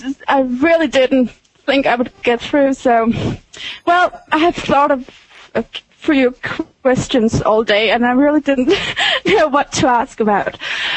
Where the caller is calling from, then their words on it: Denmark; I'm calling from Denmark.